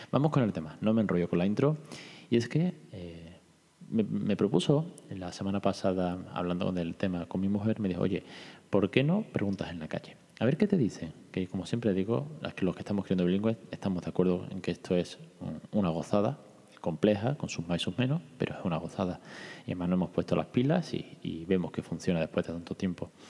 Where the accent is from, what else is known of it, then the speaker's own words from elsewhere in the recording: Italy; porque yo soy italiano